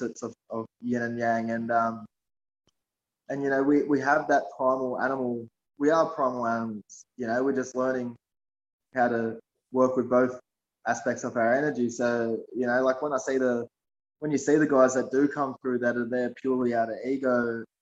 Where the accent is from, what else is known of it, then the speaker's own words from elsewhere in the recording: Sydney, New South Wales, Australia; I grew up in West Sydney in Shelby, which is in Mount Druitt.